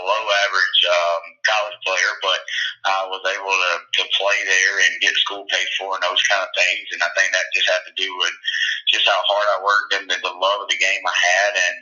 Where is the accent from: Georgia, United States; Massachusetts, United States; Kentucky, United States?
Georgia, United States; Dallas; moved away as an adult; also born or lived in Maryville, Tennessee / Carrollton, Georgia; I'm from Paulding County, Dallas, Georgia. I played high school football there, and my whole family still lives there for the most part, so I'm scattered out just a little bit, but that's home